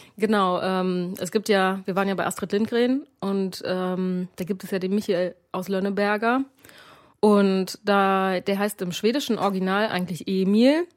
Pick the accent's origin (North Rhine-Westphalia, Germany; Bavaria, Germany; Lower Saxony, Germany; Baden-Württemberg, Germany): Lower Saxony, Germany; Bad Pyrmont; now in Hannover, Germany; Ich komme äh, aus ja. dem hm. schönen Wieser Bergland, aus Bad Pyrmont